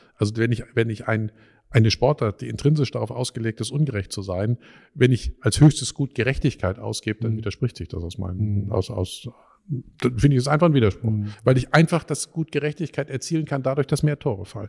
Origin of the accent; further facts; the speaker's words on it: Dortmund, North Rhine-Westphalia, Germany; moved away; ich komme ursprünglich aus Dortmund